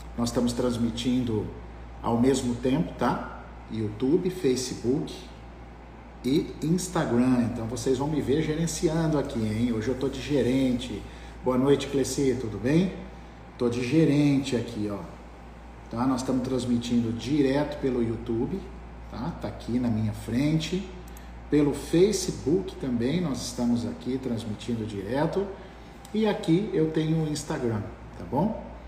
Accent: Ilha Solteira, São Paulo, Brazil; eu sou de Ilha Solteira, meus pais moram lá

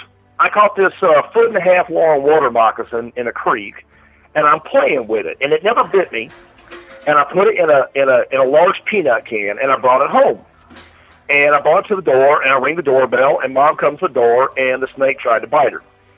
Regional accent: Royston, Georgia, United States; also born or lived in Florida, United States / Atlanta, United States; Yeah, I was born in Florida. Then my parents separated. We went to Georgia immediately. Lived there in Royston, Hartwell. First it was Atlanta, then it was Snailville, which is the worst name ever. then we ended up going to Royston, Hartwell with my grandparents.

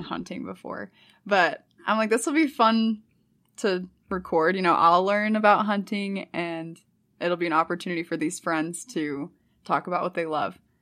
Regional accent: St. Louis, Missouri, United States; moved away as an adult; also born or lived in California; now in Utah, United States; I grew up in Missouri

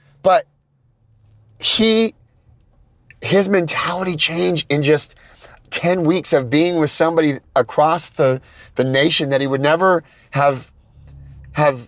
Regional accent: California, United States; I'm from California

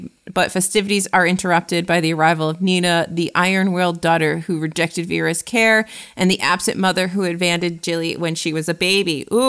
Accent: United States; as an American

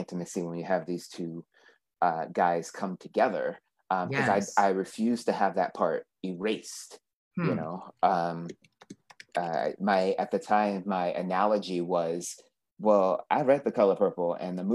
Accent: East Coast, United States; moved away; I'm from the East Coast

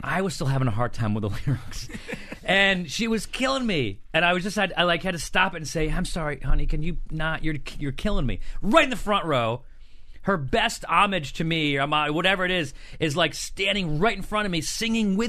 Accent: Syracuse, New York, United States; moved away; This was in Syracuse. This is in my hometown

